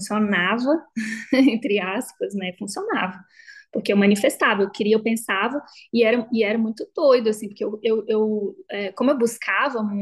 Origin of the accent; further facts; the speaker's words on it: Belo Horizonte, Minas Gerais, Brazil; now in São Paulo, Brazil; Saí de BH, me formei, encontrei um emprego ótimo, fui para São Paulo, tinha minha independência financeira